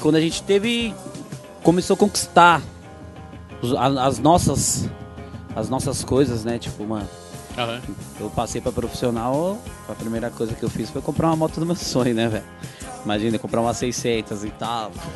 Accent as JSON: {"language": "Portuguese", "region": "São Paulo", "country": "Brazil", "said": "na minha comunidade, que é a Vila Prudente"}